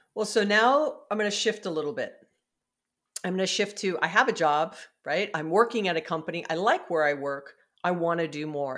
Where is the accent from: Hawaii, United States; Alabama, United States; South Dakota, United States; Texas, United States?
Hawaii, United States; I'm from Hawaii